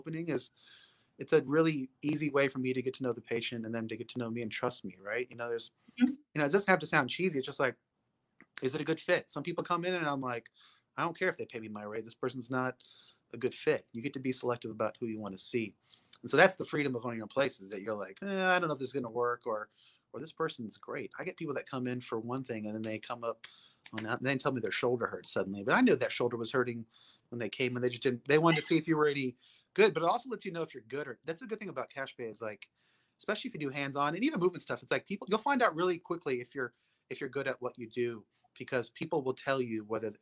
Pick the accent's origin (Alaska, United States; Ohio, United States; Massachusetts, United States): Alaska, United States; now in Texas, United States; I grew up in Alaska